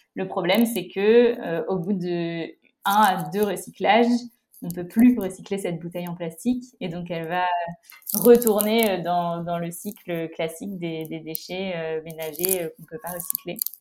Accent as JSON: {"language": "French", "town": "La Rochelle", "region": "Nouvelle-Aquitaine", "country": "France", "tie": "born or raised there", "also_born_or_lived": "Bordeaux / Paris / Rome / Madrid", "moved": "as an adult", "said": "j'ai grandi à La Rochelle et j'habite euh, maintenant à La Rochelle"}